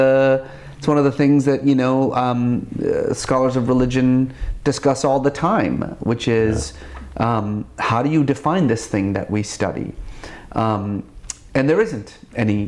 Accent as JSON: {"language": "English", "town": "Tehran", "region": "Tehran Province", "country": "Iran", "tie": "born or raised there", "said": "I was born in Tehran"}